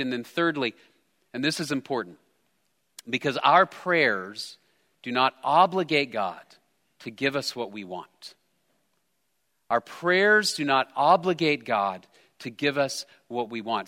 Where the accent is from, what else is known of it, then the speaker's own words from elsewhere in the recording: United States; I'm an American